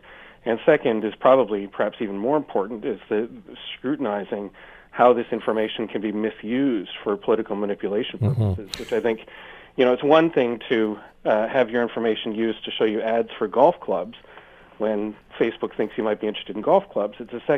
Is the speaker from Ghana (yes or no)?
no; Canada; as a Canadian standing in Canada